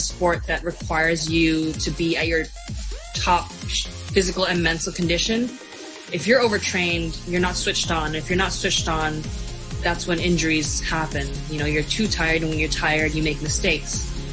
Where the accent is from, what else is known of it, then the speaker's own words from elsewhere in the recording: Hong Kong; moved away as an adult; now in Shanghai, China; I grew up in Hong Kong and I am a professional MMA fighter currently based out of Shanghai